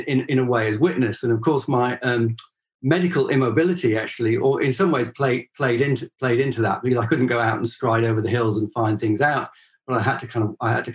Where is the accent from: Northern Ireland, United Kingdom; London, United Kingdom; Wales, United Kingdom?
Wales, United Kingdom; Northwest; moved away as an adult; also born or lived in Connacht, Ireland; now in Ireland; I was brought up in Northwest Wales